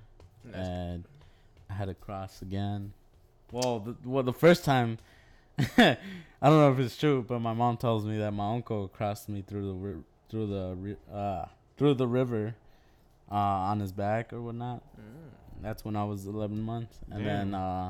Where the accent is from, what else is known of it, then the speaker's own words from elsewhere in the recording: Minnesota, United States; also born or lived in Puebla, Mexico; I grew up here. I was raised here. I was born in Puebla. I was born in Chalcla, Puebla, but my family is all from Morelos.